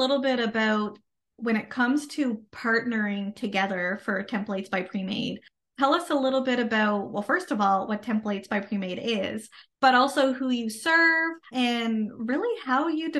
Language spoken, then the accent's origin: English; Canada; I am a Canadian social worker